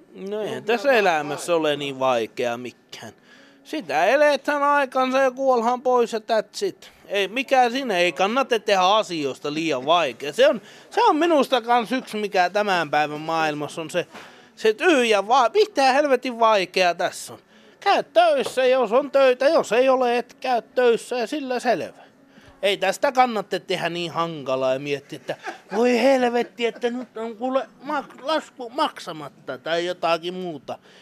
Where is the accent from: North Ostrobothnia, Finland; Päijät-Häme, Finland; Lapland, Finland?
Lapland, Finland; Enontekiö; also born or lived in Kittilä; minä olen tuolta Enontekijöltä Vuontisjärven